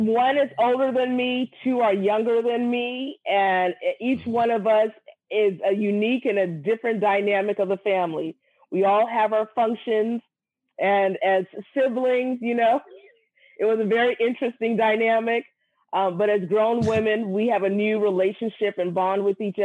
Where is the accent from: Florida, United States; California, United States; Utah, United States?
California, United States; San Francisco; also born or lived in Brooklyn, New York; I was born in Brooklyn, New York, but raised in San Francisco, California